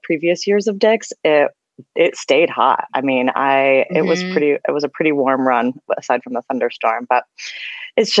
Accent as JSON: {"language": "English", "region": "East Coast", "country": "United States", "tie": "born or raised there", "moved": "as an adult", "lives_now": "Colorado, United States", "said": "I grew up on the East Coast, so I used to see most of the shows on the East Coast"}